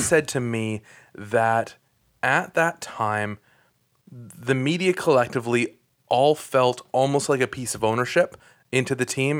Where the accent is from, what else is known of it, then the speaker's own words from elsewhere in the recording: Newmarket, Ontario, Canada; I grew up in Newmarket